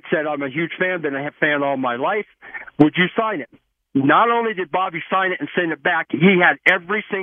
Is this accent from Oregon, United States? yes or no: no; Indiana, United States; So my story is I was actually born and raised in Indiana. My dad actually started out in the radio business. Uh, he actually broadcasted for a little uh, closet radio station in Crawfordsville, Indiana, and we were big IU fans.